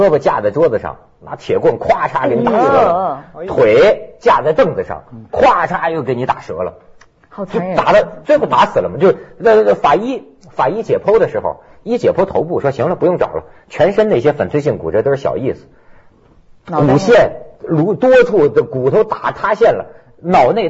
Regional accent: China; 我们大陆这边啊

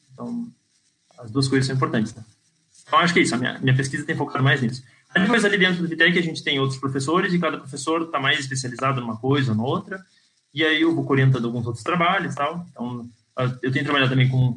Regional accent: Brazil; moved away as an adult; also born or lived in Pelotas / Porto Alegre; now in Portugal; será que eu sou brasileiro

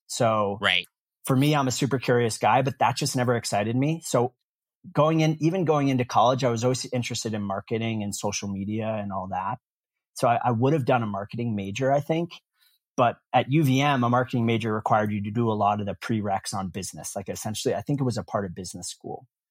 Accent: Concord, Massachusetts, United States; moved away as an adult; also born or lived in Cape Cod / Tel Aviv, Israel / Vermont; now in San Francisco, United States; I grew up outside of Boston in Concord, Massachusetts

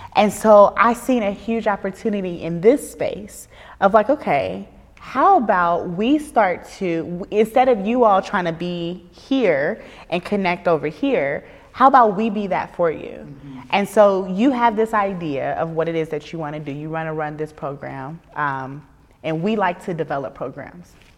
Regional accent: Dayton, Ohio, United States; I'm from Dayton, Ohio

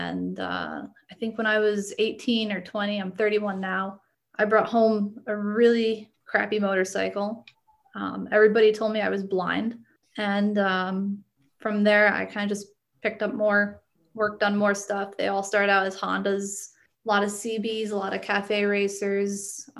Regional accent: Connecticut, United States

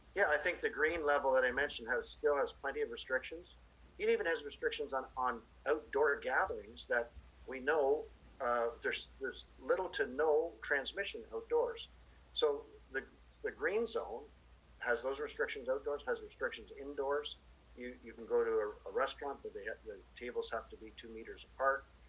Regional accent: Kingston, Ontario, Canada; moved away; also born or lived in Hamilton area, Ontario; my hometown is Kingston. I was born there.

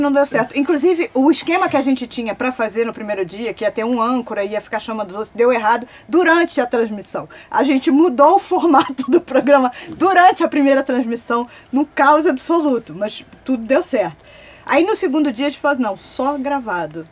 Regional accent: Recife, Pernambuco, Brazil; Eu sou pernambucana, então eu chego fácil numa rádio Recife, eu nasci em Recife

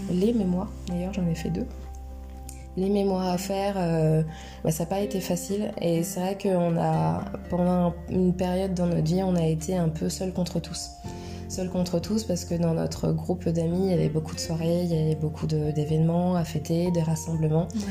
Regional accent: Poitiers, Nouvelle-Aquitaine, France; also born or lived in Tours / Miami; J'ai grandi à Poitiers, je suis née à Poitiers

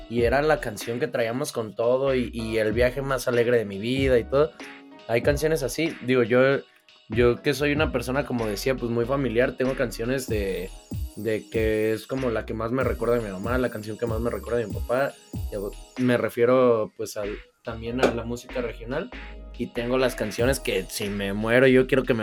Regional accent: Mexico

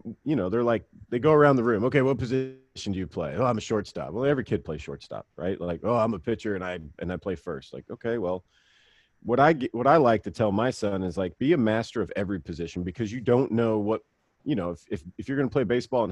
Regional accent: Mississippi, United States; we live, you know, kind of off the beaten path growing up in Mississippi

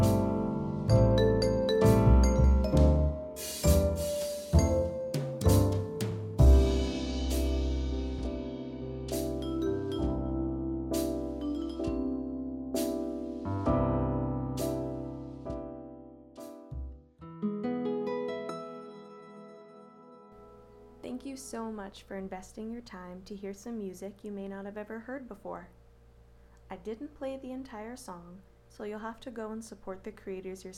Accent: Oregon, United States; I was born and raised in Oregon

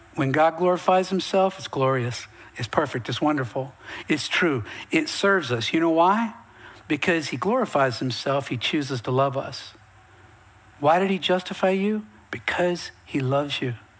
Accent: Western North Carolina, United States; now in Texas, United States; I'm from Western North Carolina, way up in the mountains, way up in hillbilly

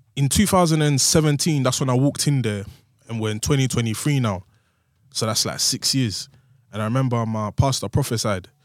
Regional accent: London, United Kingdom; I was from Woolwich

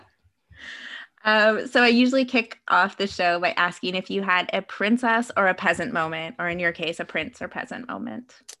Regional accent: Canada; I'm Canadian

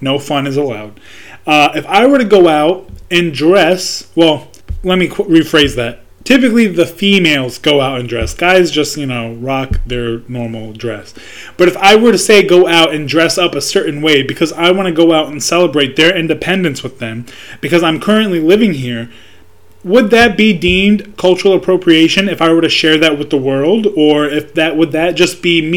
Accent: United States; me being a American born citizen, but also having cultural roots to Palestine. Yeah, I'm Palestinian

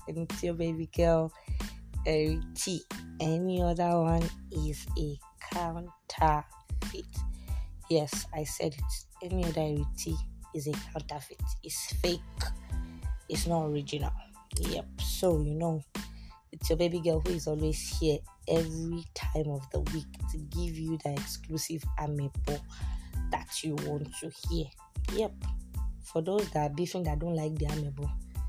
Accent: Nigeria; also born or lived in Kano State, Nigeria; as a Nigerian babe

